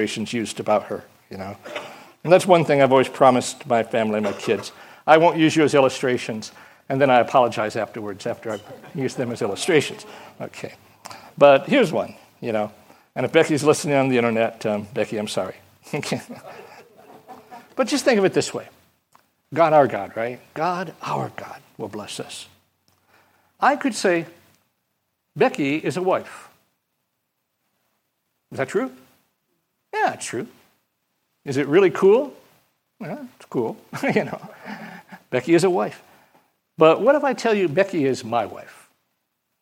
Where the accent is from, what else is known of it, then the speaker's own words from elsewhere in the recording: Michigan, United States; moved away; I come from Michigan